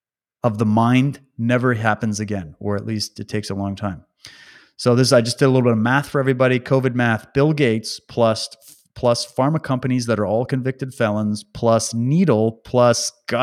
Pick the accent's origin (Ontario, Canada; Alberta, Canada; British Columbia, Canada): Alberta, Canada; born there; I was born in Alberta, just so you know. So I have a connection to that part of Canada.